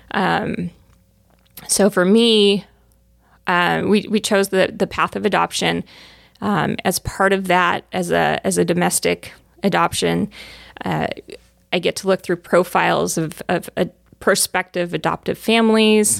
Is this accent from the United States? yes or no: yes; Southern California, United States; moved away as an adult; also born or lived in Arizona; I grew up in Southern California